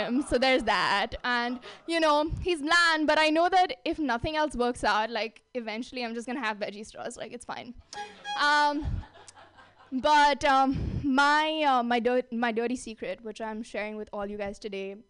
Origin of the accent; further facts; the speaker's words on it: India; moved away as an adult; now in San Francisco, United States; I grew up in India